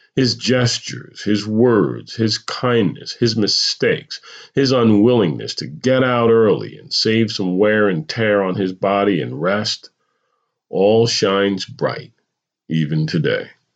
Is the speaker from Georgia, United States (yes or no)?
no; New Jersey, United States; moved away as an adult; also born or lived in California; moving to California after growing up in New Jersey